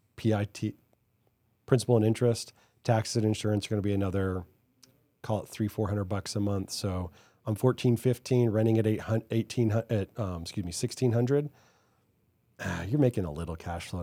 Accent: Hawaii, United States; now in Dallas, United States; I grew up in Hawaii

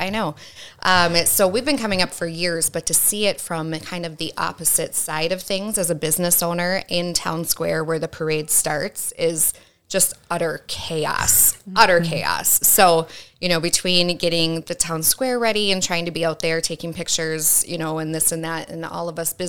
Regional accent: Clear Lake, Minnesota, United States; We're from Clear Lake, Minnesota, my husband and I, and we've been up here for a few years now

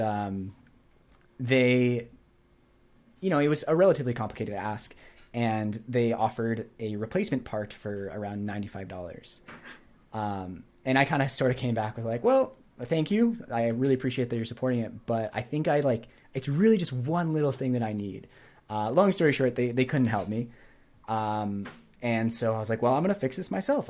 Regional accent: New Hampshire, United States; moved away as an adult; also born or lived in Montreal; I grew up in New Hampshire, and then I went to Montreal.

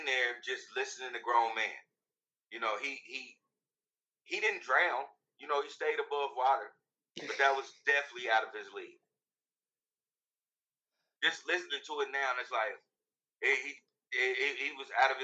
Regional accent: Kansas City, Missouri, United States; growing up in the city, growing up in Kansas City alone

